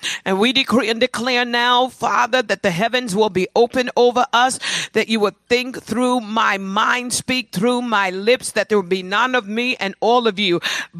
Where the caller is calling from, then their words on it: Atlanta, Georgia, United States; This is my life group, and we are beaming live from Atlanta, Georgia.